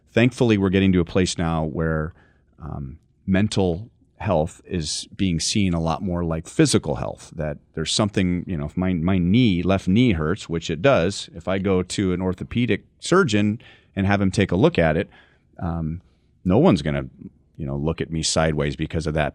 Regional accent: Los Angeles, California, United States; I grew up in Los Angeles

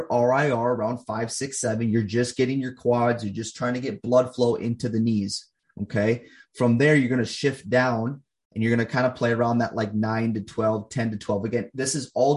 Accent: Minnesota, United States; I coach people here in my home state of Minnesota

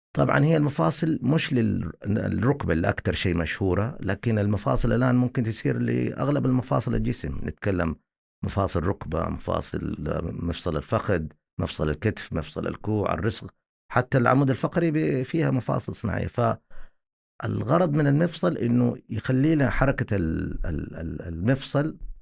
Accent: Saudi Arabia; عندنا في السعوديه

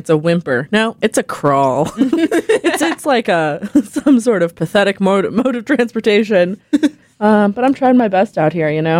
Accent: Los Angeles, California, United States; moved away; And I'm from Los Angeles, currently an anthro major and a junior.

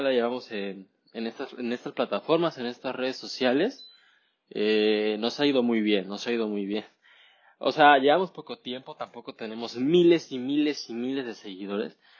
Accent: Mexico

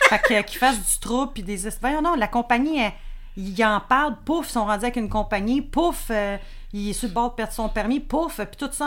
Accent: Montreal, Quebec, Canada; also born or lived in Laval; je suis né à Montréal.

